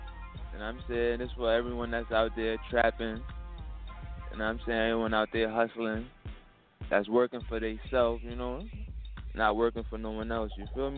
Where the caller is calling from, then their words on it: Bronx, New York, United States; Yeah, I'm calling from Bronx, New York.